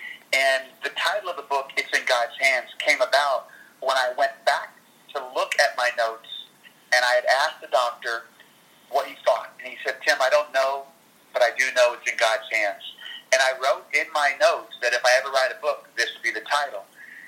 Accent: New Orleans, Louisiana, United States; I'm from New Orleans, so we grew up as, well, I grew up as a huge Saints fan.

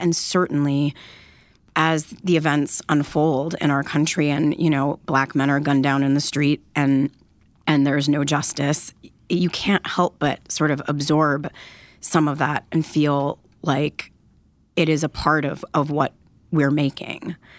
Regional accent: Detroit, Michigan, United States; I grew up in Detroit, Michigan

